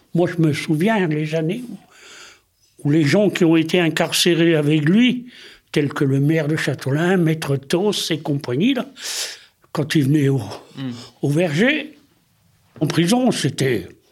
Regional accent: Brittany, France; on est breton, parce qu'on vit en Bretagne

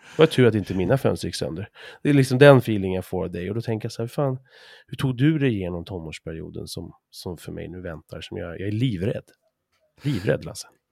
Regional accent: Sweden; oss som svenskar

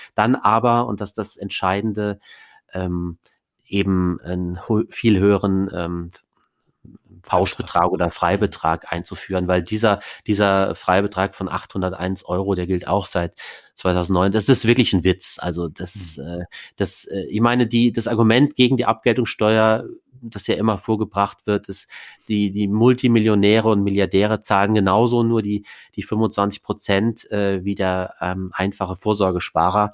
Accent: Saarland, Germany; now in Berlin, Germany; Das ist meine Heimat, das kleinste Bundesland

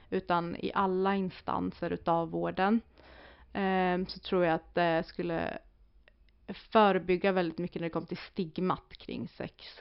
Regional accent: Sweden; vi som svenskar

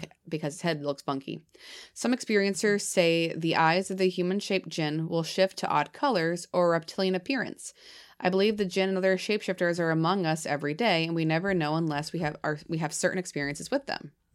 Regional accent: New Hampshire, United States; I'm from New Hampshire. My accent comes out sometimes

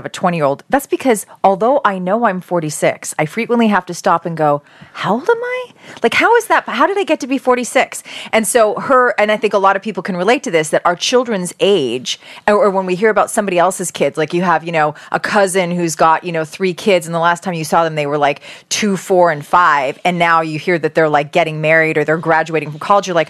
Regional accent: Canada; now in United States; I'm Canadian

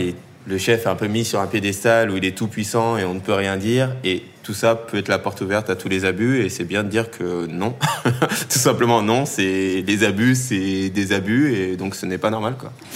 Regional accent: Tournan-en-Brie, Île-de-France, France; j'ai grandi euh, dans le 77, en seine dans une petite ville qui s'appelle

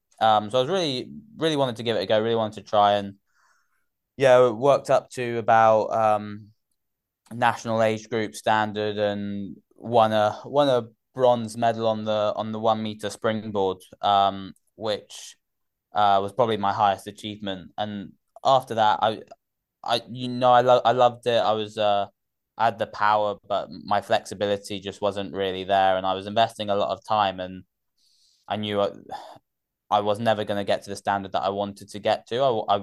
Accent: Gloucester, South West England, United Kingdom; also born or lived in Oxford / Surrey; I was born in Oxford before, and then we moved around quite a bit for his work. So most of my growing up was in Gloucester, and then Surrey.

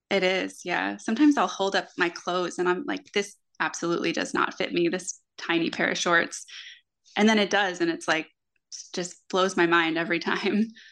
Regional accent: Florida, United States; I grew up in Florida and I, I spent most of my life in the water at the beach, on the ocean

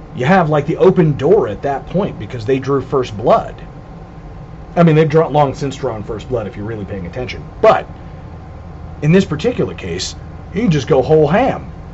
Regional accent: Southern California, United States; When I was growing up in Southern California

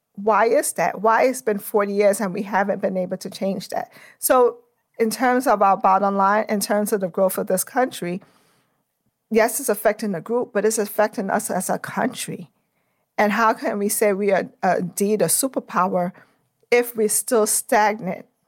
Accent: New York City, New York, United States; I'm from Brooklyn, New York. I always like to start off with where I came from

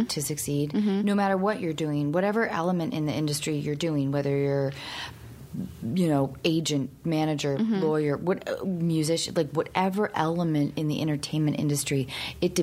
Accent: Seattle, Washington, United States; I grew up in Seattle.

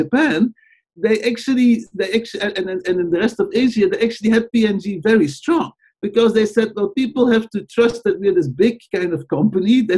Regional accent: Belgium; moved away; growing up in Belgium

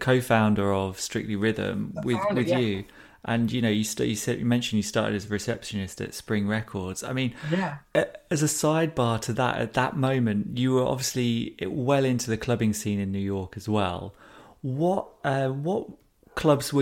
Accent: United Kingdom; as a British guy

